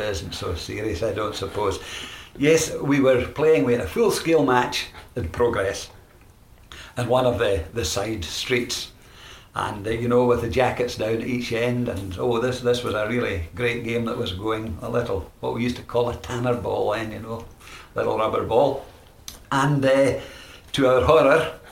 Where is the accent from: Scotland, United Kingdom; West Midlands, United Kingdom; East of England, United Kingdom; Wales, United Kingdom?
Scotland, United Kingdom; Glasgow; I was born in Glasgow. I was brought up in Glasgow, in the west end of Glasgow.